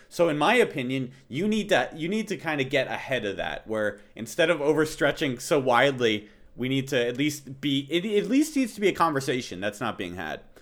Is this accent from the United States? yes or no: yes; United States; as an American